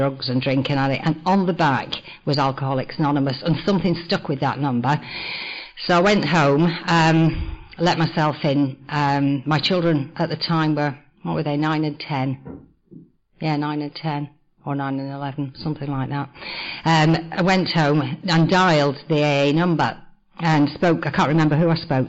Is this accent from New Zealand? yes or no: no; North West England, United Kingdom; I was born in the northwest of England in the 1950s in a coal mining cotton mill town